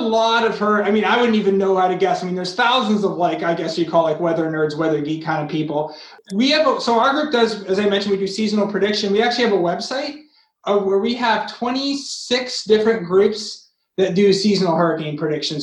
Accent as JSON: {"language": "English", "region": "Massachusetts", "country": "United States", "tie": "born or raised there", "said": "I grew up in Massachusetts"}